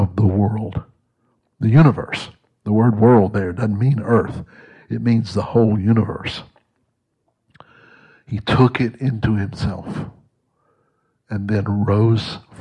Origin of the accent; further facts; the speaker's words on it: Mississippi, United States; moved away; also born or lived in Texas; I was born and raised in Mississippi, but I grew up in Texas.